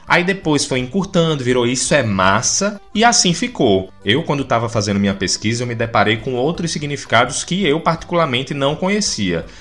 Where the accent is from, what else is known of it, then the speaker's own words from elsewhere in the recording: Recife, Pernambuco, Brazil; also born or lived in Olinda; Na verdade, eu sou de Recife. Eu tenho que ser recifense. Mas como eu vivi em Olinda por muito tempo, então eu sou um recifense olindense